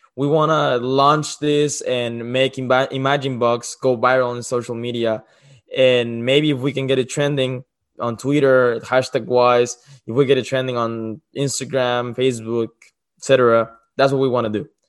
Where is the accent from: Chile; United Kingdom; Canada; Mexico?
Mexico; moved away; I'm from Mexico.